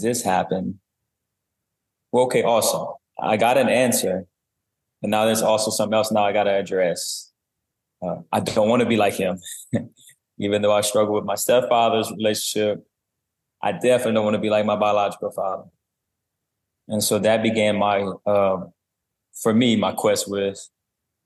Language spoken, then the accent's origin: English; South Louisiana, United States; I grew up in South Louisiana, a private school